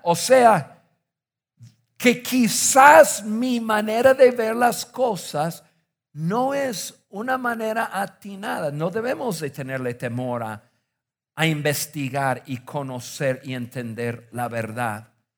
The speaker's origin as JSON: {"language": "Spanish", "region": "northern United States", "country": "United States", "tie": "born or raised there", "moved": "yes", "said": "Yo crecí en Estados Unidos, crecí en el norte de Estados Unidos en los, eh, años 70 y 80."}